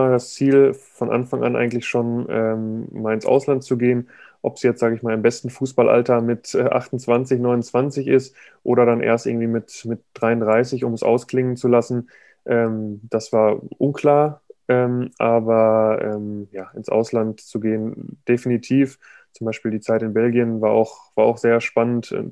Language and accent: German; Dortmund, North Rhine-Westphalia, Germany; ich komme irgendwie aus, aus Dortmund.